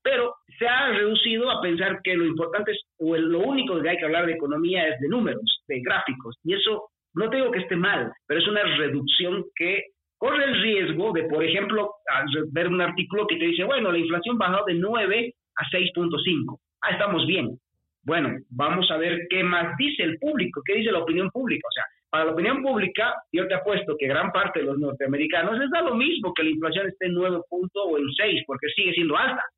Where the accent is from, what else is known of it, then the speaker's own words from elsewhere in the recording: Bolivia; Tú y yo somos de, de Bolivia, somos de la misma ciudad